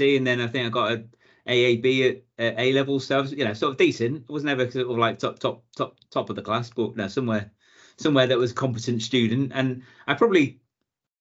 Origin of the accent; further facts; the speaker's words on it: Ellesmere Port, North West England, United Kingdom; moved away as an adult; also born or lived in Chester / Bangor, Wales / London; Originally, born in Chester, grew up in Ellesmere Port, sort of at the bottom of the Wirral.